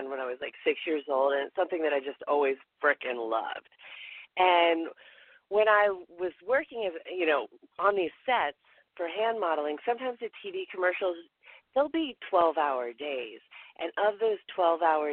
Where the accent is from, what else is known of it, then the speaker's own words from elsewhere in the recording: the South, United States; moved away; also born or lived in New York City; because I'm from the South